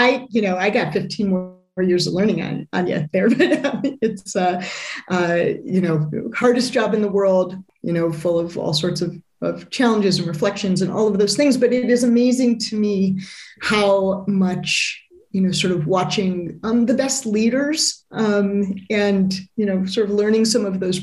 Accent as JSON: {"language": "English", "town": "Chicago", "region": "Illinois", "country": "United States", "tie": "born or raised there", "said": "I grew up in the Midwest, largely in the Chicago area"}